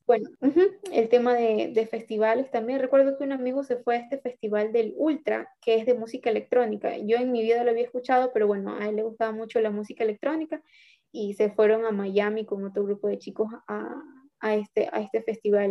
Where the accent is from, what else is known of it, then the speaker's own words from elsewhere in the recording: Ecuador; aquí fuimos un grupo de ecuatorianos